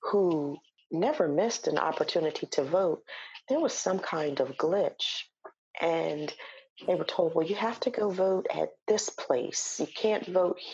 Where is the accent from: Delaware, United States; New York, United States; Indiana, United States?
Delaware, United States; Wilmington; I'm originally from Delaware, born and raised Wilmingtonian